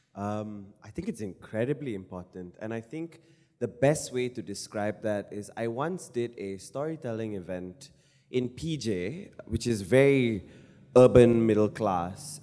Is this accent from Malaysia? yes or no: yes; Malaysia